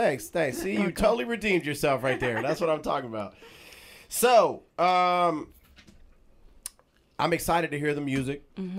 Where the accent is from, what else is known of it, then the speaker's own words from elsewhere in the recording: Bay Area, California, United States; now in Los Angeles, United States; growing up in the Bay, being a dancer